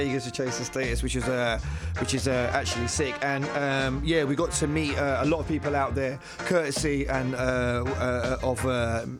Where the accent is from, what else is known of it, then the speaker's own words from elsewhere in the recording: London, United Kingdom; I'm from Forest Gate, East London